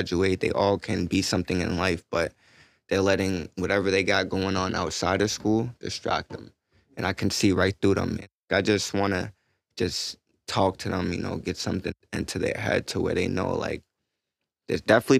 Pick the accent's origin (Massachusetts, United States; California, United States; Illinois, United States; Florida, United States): Massachusetts, United States; Boston; I grew up in Boston